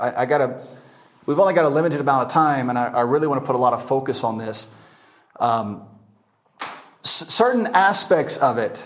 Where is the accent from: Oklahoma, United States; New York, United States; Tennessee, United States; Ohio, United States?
Tennessee, United States; Memphis; I'm from Memphis